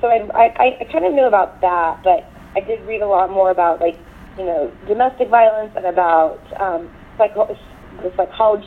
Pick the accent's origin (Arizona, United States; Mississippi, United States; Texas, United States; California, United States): Texas, United States; I grew up in Texas